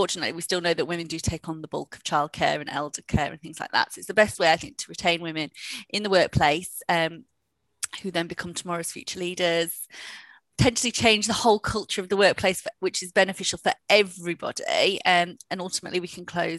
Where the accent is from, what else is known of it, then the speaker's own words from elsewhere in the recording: Huddersfield, Yorkshire and the Humber, United Kingdom; moved away as an adult; also born or lived in Sheffield / London; I'm in from Huddersfield